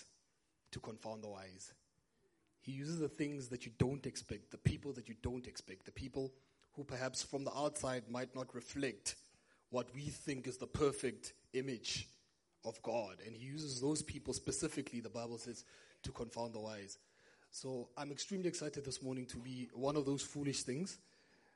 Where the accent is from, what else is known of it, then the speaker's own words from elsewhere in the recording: Brits, North West, South Africa; moved away; I remember growing up, now I'm originally from Brits in the northwest, just about 40 minutes that way